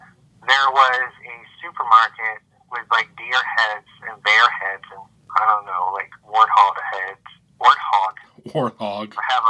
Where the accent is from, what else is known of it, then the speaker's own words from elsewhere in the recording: Midwest, United States; It's a funny place growing up in the Midwest.